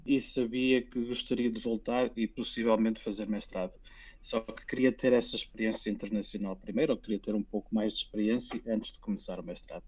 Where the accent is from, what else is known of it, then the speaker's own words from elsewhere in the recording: Portugal; moved away as an adult; also born or lived in Finland; now in Helsinki, Finland; nós bem sabemos como portugueses